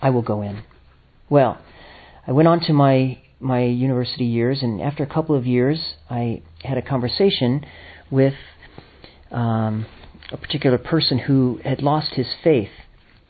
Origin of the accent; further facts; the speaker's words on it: Los Angeles area, California, United States; moved away; I'm originally from America. California is my home in Los Angeles area